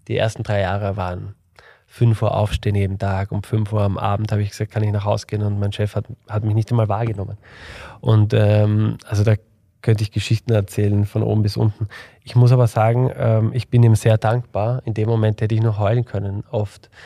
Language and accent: German; Vienna, Austria; ich komme aus Wien